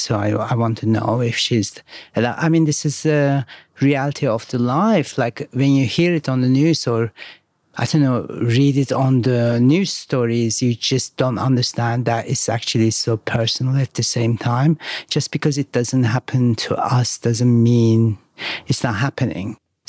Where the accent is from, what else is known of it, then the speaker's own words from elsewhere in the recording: Izmir, Turkey; I grew up in Izmir, more on the neighbors of the Greece side, like where the islands are, and close to Istanbul.